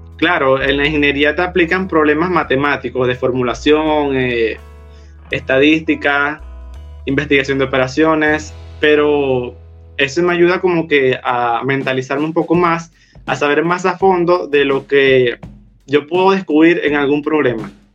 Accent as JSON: {"language": "Spanish", "town": "Puerto Ordaz", "region": "Bolívar", "country": "Venezuela", "tie": "born or raised there", "said": "Nací en Puerto Ordaz, eh, acá en el estado Bolívar"}